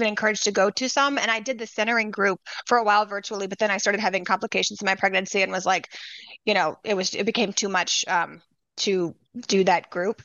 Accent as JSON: {"language": "English", "region": "Louisiana", "country": "United States", "moved": "yes", "lives_now": "Chicago, United States", "said": "I'm from Louisiana."}